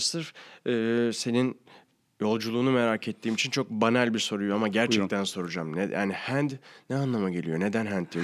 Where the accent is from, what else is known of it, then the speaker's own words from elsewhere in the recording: Ankara, Turkey; now in Istanbul, Turkey; zaten Ankaralıyım